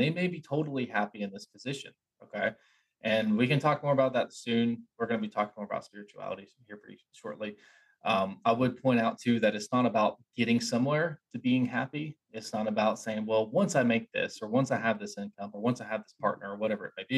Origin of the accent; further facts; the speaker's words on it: Appalachia, United States; I grew up in Appalachia